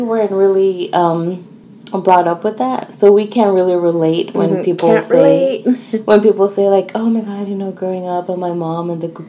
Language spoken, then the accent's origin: English; United States; We're American. We weren't, you know, brought up with the tradition. We were to a certain extent